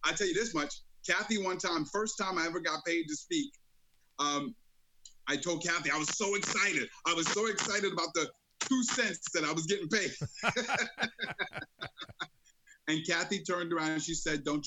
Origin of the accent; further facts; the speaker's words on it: New York City, New York, United States; Born and raised in the streets of Brooklyn.